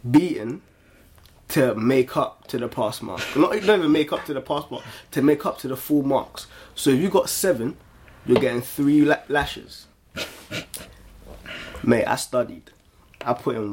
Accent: Ghana; I grew up in Ghana.

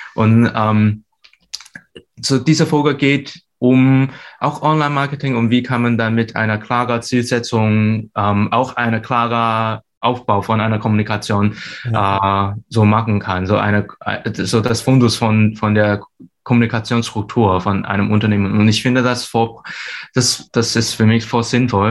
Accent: Hong Kong; German is a second language; moved away as an adult; now in Hamburg, Germany; ich bin ursprünglich aus Hongkong

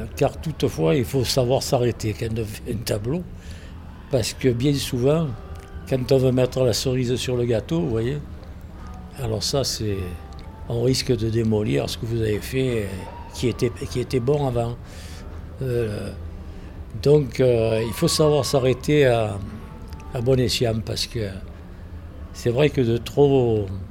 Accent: Provence-Alpes-Côte d'Azur, France; accent: Provençal; Oui, je suis provençal, oui. Euh, d'origine italienne, bien sûr

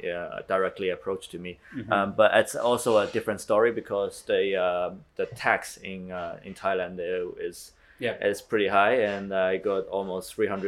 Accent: New Zealand; moved away as an adult; now in Shanghai, China; I grew up in New Zealand, spent most of my life in New Zealand

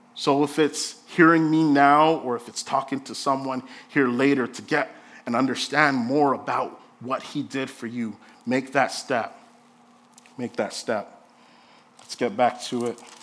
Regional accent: Jamaica; I'm Jamaican

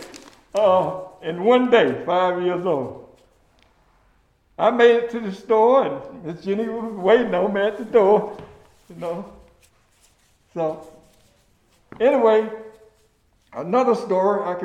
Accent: Milledgeville, Georgia, United States; moved away as an adult; I grew up in Milledgeville and left Milledgeville through the 1972 draft

